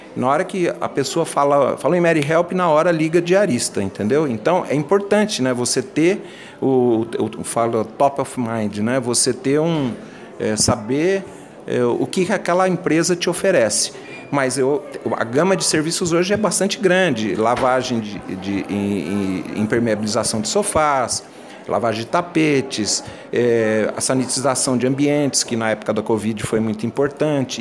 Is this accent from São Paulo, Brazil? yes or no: yes; São José do Rio Preto, São Paulo, Brazil; Eu venho do interior de São José do Rio Preto